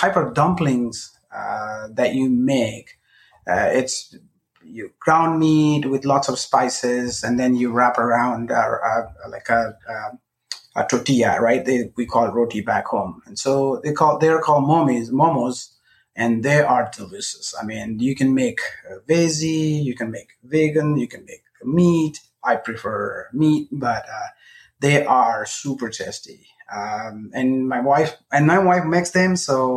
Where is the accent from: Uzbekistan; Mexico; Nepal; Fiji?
Nepal; English is a second language; moved away as an adult; also born or lived in India / Austin, Texas; now in United States; I'm originally from Nepal